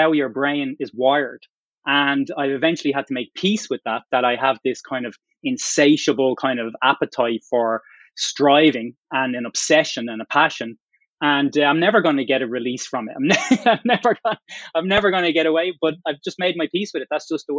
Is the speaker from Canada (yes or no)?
no; Dublin, Leinster, Ireland; moved away as an adult; also born or lived in Boston area, United States; now in Boston, United States; I grew up in Dublin, came from pretty humble area of Dublin